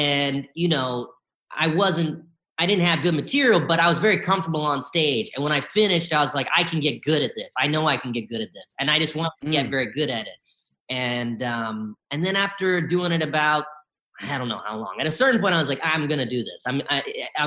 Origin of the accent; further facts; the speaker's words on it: Bennettsville, South Carolina, United States; also born or lived in Columbia, South Carolina; I was born in Columbia, South Carolina, and I grew up mostly in a small town called Bennettsville